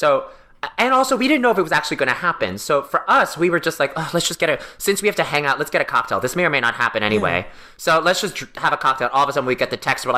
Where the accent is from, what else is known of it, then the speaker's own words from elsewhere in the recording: New York City, New York, United States; I grew up in New York City, and Broadway wasn't that far from me. Like, I grew up in Brooklyn